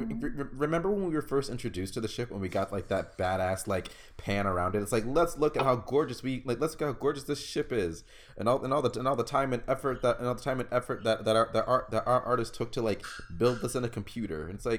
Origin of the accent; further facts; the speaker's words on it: Texas, United States; That hurt the Texan in me a little bit